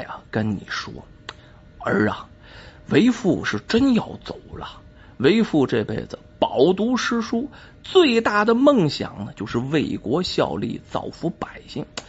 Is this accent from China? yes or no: yes; China; 我们中国人呢经常说